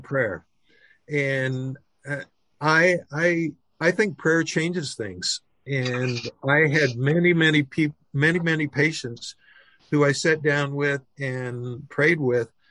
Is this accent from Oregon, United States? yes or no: no; Oklahoma, United States; I was raised in Oklahoma